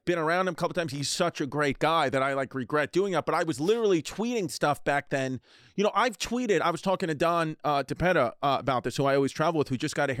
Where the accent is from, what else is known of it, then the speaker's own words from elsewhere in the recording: New York, United States; I grew up in New York, a big Yankees fan, New York Yankees fan